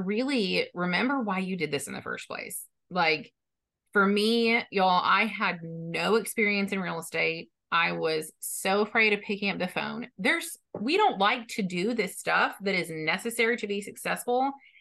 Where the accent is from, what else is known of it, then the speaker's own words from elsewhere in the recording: Texas, United States; I'm from Texas